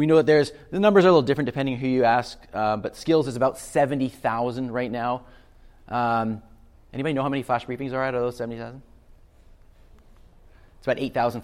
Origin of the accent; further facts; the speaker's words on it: Canada; I'm from Canada